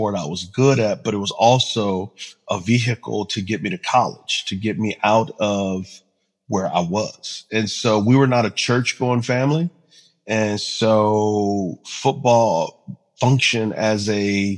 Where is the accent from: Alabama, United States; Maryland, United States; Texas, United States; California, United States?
Texas, United States; San Antonio; I'm originally from San Antonio, Texas. Mom was about 16 when she was pregnant with me, 17 when I was born. Dad was 19. Both of them had issues. Grandparents primarily raised me